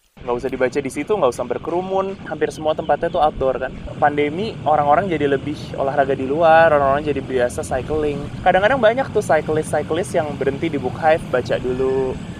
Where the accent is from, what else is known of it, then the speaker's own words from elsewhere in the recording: Jakarta, Indonesia; aku orang Jakarta